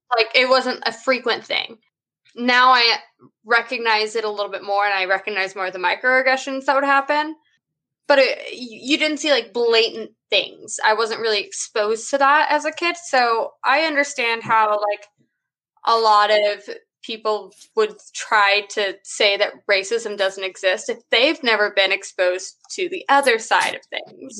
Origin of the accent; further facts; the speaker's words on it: San Marcos, Texas, United States; Even though I am in Texas, I grew up in San Marcos